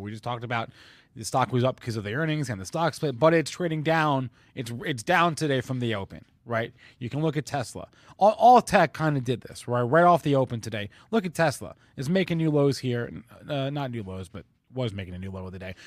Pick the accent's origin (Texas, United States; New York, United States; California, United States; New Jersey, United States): New Jersey, United States; New Jersey, my home state